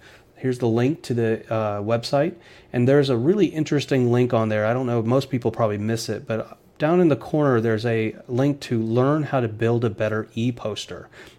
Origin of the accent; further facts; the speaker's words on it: Atlanta, Georgia, United States; also born or lived in Michigan; I grew up in Atlanta